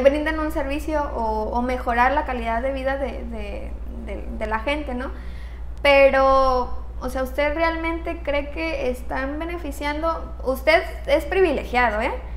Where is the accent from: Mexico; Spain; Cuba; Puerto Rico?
Mexico; nuestra cultura como, como mexicanos